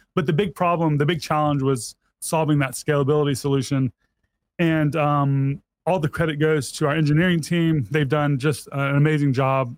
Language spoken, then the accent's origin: English; Mississippi, United States; I was born and raised in Mississippi